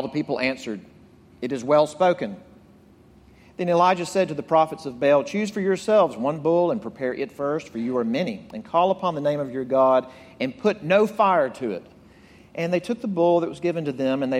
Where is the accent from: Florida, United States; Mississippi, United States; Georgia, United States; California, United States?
Mississippi, United States; Jackson; moved away; I grew up in Mississippi, an insurance salesman's son. And but in Mississippi, I'm from Jackson